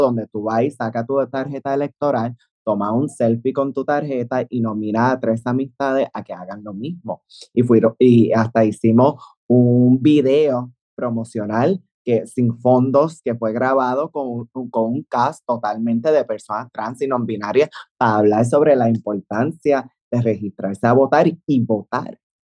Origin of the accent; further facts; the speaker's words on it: Puerto Rico; yo amo mi país, ah, amo mi país. Eh, sí, soy ciudadana americana